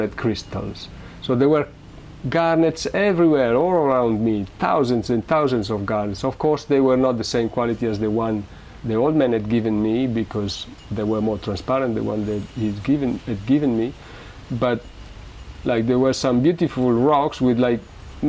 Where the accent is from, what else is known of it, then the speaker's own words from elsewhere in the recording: Modena, Emilia-Romagna, Italy; moved away; I am from Modena